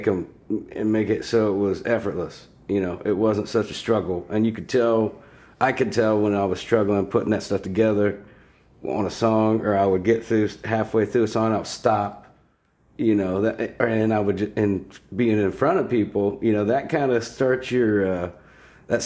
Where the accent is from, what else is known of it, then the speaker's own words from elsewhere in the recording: Grove City, Ohio, United States; Southern Ohio boy. Mm-hmm. We moved up to Grove City. I'm thinking I was like third or fourth grade